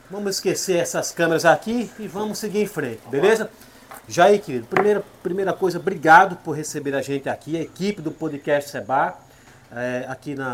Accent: Pariconha, Alagoas, Brazil; moved away; also born or lived in São Paulo; Povoado Capim, né?

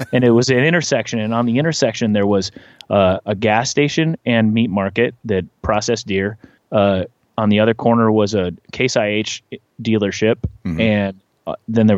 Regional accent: north of Anoka, Minnesota, United States; now in Nashville, United States; I grew up about an hour north of the Twin Cities, north of a town called Anoka.

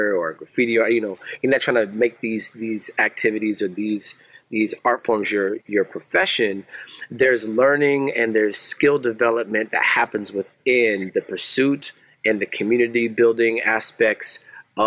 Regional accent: Seattle, Washington, United States; moved away as an adult; also born or lived in Portland, Oregon; now in Lansing, United States; I'm from Seattle, Washington. I relocated to Lansing, a transplant by marriage

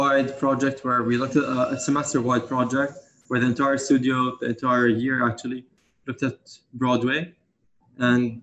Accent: Amman, Amman Governorate, Jordan; moved away as an adult; also born or lived in London, United Kingdom; now in New York, United States; I grew up in Amman, Jordan.

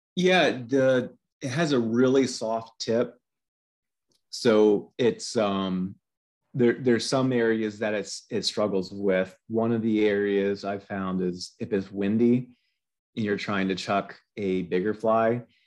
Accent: Pennsylvania, United States; I've lived in Pennsylvania my entire life.

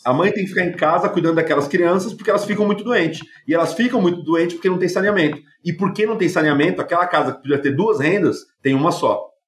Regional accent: United States; moved away as an adult; now in Brazil; Eu cresci nos Estados Unidos

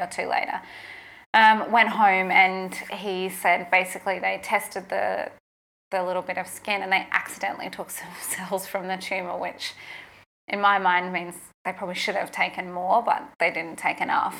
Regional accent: Toowoomba, Queensland, Australia; moved away as an adult; also born or lived in Brisbane; I'd moved from Toowoomba to Brisbane. This is in Queensland, my hometown.

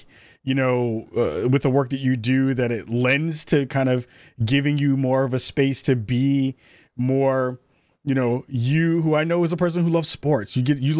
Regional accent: New York, United States; me as a New Yorker

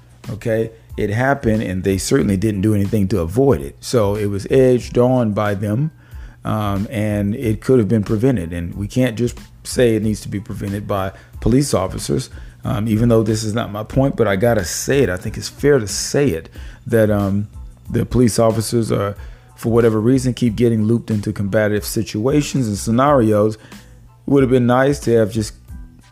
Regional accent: Houston, Texas, United States; I'm from Houston

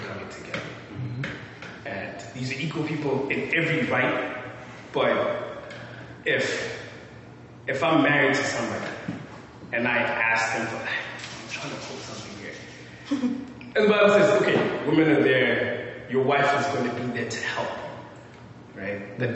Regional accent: South Africa; I'm from South Africa

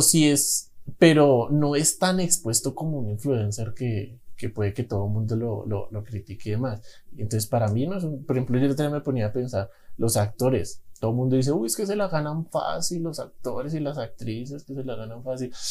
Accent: Bogotá, Colombia; yo soy de Bogotá

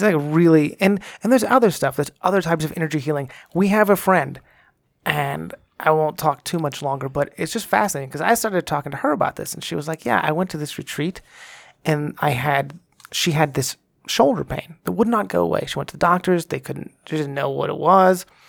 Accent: Texas, United States; moved away as an adult; now in Colorado, United States; growing up in Texas, when I did in the nineties

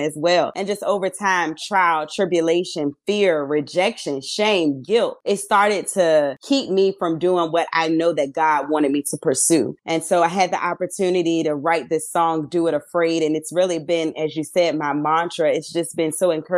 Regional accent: Petersburg, Virginia, United States; I am from Petersburg, Virginia

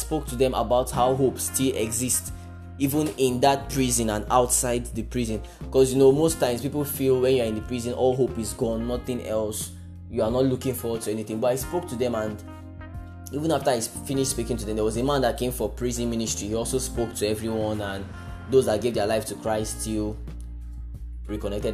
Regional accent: Nigeria; I'm a Nigerian

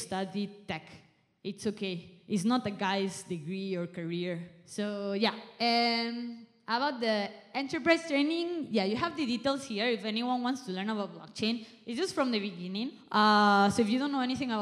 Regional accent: Spain; now in Malaysia; I'm from Spain, I'm not even from Malaysia

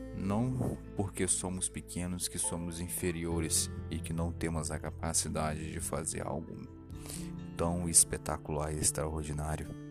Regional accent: Cachoeiro de Itapemirim, Espírito Santo, Brazil; Eu sou da cidade de Cachoeira de Tucumirim Espírito Santo

